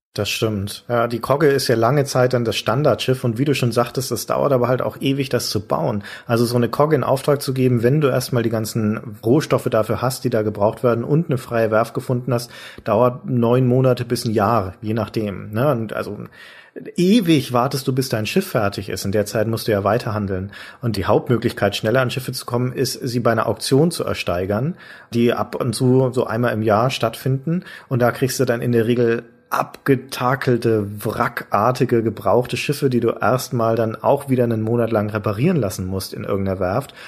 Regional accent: Franconia, Bavaria, Germany; moved away as an adult; now in Hamburg, Germany; ich bin ja als Bayer oder Franke, um genau zu sein, quasi Bergvolk auf jeden Fall also irgendwo Binnenländer

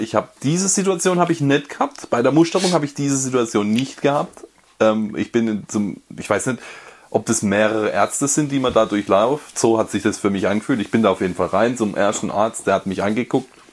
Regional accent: Karlsruhe area, Baden-Württemberg, Germany; moved away; ich komme ja aus der Karlsruher Ecke eigentlich ursprünglich

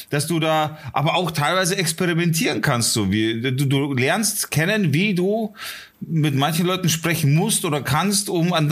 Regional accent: Leipzig, Saxony, Germany; born there; nee, nee, ich komme nicht aus Bayern. Ich bin um die Ecke geboren, in, in Leipzig.

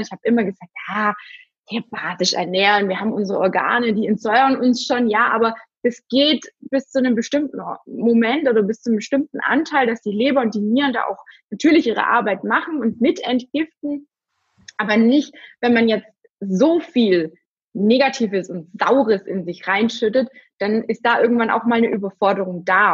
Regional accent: Germany; bei uns in Deutschland

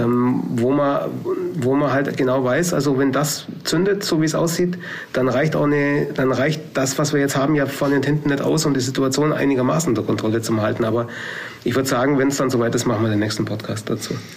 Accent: Allgäu, Baden-Württemberg, Germany; hier bei uns im Allgäu

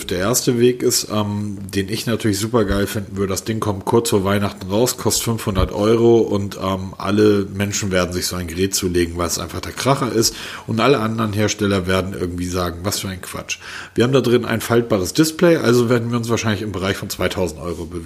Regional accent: Southern Germany, Germany; Und als Süddeutscher fühlt man sich da eh wohl.

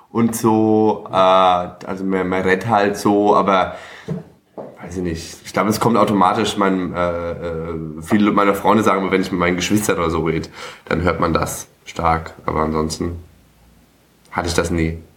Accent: Cologne, North Rhine-Westphalia, Germany; also born or lived in Lower Franconia, Bavaria; komme aus Köln ursprünglich auch gebürtig? Nee, ich bin in, äh, in Bayern geboren, also in Unterfranken.

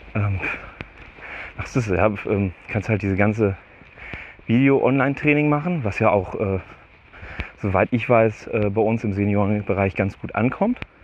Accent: Steinhagen, North Rhine-Westphalia, Germany; wo ich meine Jugend verbracht habe, ist das halt schon fast rotes Gebiet.

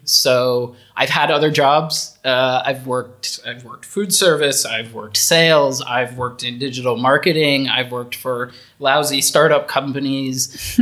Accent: United States; moved away as an adult; also born or lived in Netherlands; now in Austria; I've never lived outside of my home country before. I I've bounced around to different places within the US, but I've never lived outside of the US before

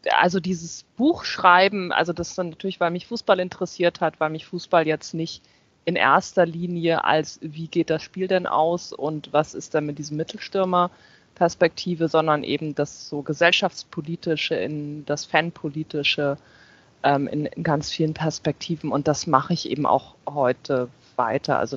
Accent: Flensburg, Schleswig-Holstein, Germany; Weil ich in Hamburg lebe, ich komme aus Flensburg, ich bin halt zum Studium nach Hamburg gezogen

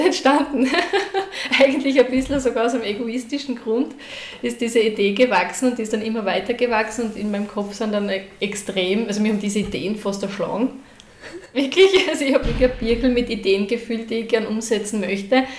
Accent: Graz, Styria, Austria; now in Trofaiach, Austria; ich bin ja ursprünglich aus Graz

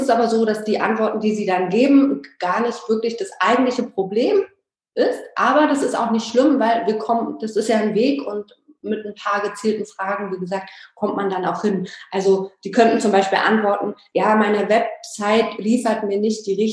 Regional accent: Berlin, Germany; born there; bin schon sehr, bin aus Berlin gebürtig

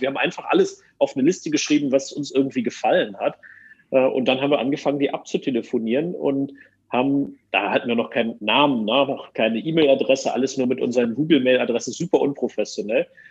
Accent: Germany; als Deutscher

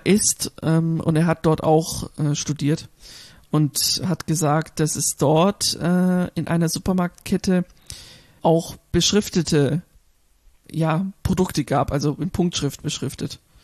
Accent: Germany; hier bei uns in Deutschland

